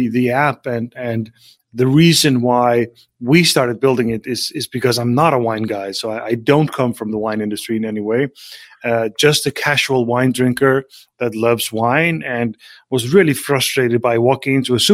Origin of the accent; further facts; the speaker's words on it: Faroe Islands; I grew up in the middle of the North Atlantic on some islands with 50,000 people